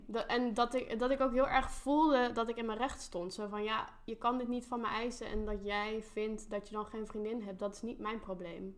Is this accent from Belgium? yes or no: no; North Brabant, Netherlands; Mijn ouders komen uit Limburg, ik kom uit Brabant, daar ben ik opgegroeid